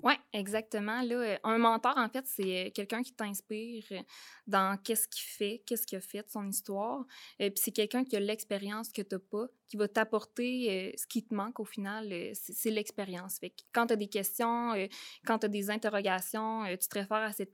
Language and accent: French; Saint-Zacharie, Quebec, Canada; je viens de la Beauce. Euh, je viens de Saint-Zacharie. Euh, je suis une fille, euh, en fait, qui est née sur une ferme